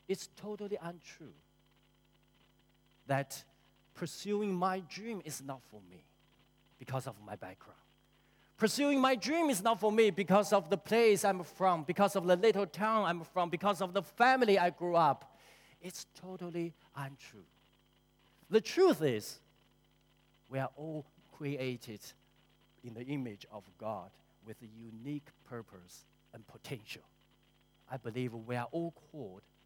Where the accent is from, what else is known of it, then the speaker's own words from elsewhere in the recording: China; moved away as an adult; now in New Zealand; I grew up in China, and I came to New Zealand 21 years ago